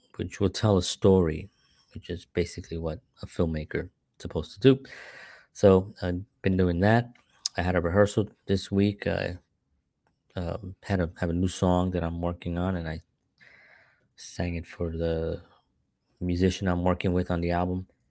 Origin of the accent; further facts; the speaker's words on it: New York City, New York, United States; growing up in the Bronx